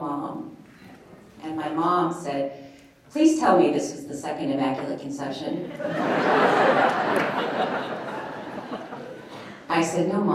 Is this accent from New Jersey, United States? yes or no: no; Anchorage, Alaska, United States; I was raised here in Anchorage